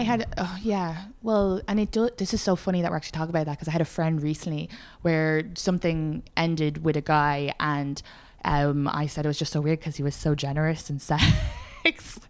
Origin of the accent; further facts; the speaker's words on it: Ireland; moved away; I'm Irish